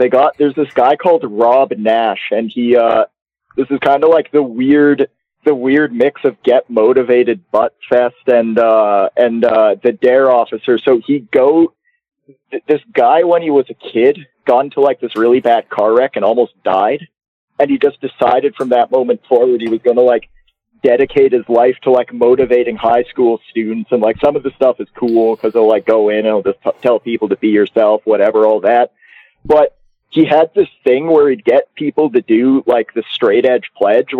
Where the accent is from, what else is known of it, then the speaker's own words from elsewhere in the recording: Calgary, Alberta, Canada; I'm from Calgary